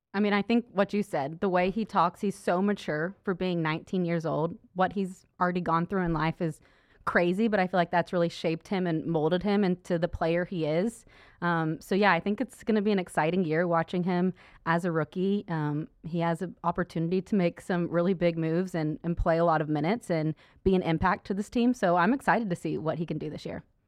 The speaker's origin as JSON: {"language": "English", "town": "Stillwater", "region": "Oklahoma", "country": "United States", "tie": "born or raised there", "moved": "as an adult", "lives_now": "Dallas, United States", "said": "I was from Stillwater, Oklahoma. So it was an easy choice to stay right there and go to Oklahoma State"}